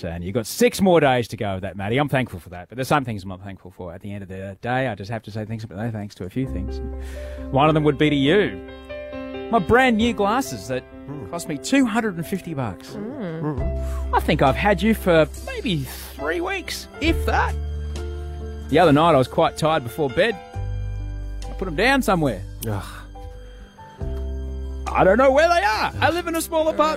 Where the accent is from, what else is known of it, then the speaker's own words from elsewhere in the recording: Brisbane, Queensland, Australia; I used to go to Indooroopilly as a kid.